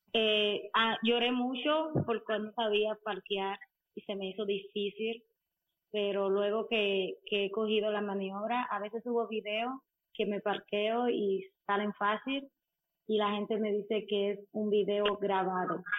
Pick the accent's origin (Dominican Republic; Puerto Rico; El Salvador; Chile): Dominican Republic; soy dominicana.